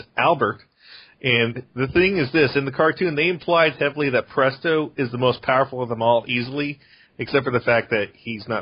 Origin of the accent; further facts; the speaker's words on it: South Korea; moved away; I grew up in Korea